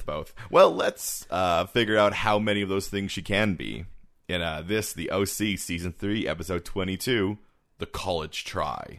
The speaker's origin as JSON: {"language": "English", "country": "Canada", "said": "we're Canadian"}